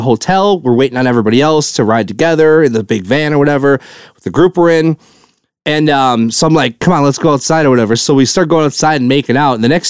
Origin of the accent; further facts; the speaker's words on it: Wisconsin, United States; I'm from Wisconsin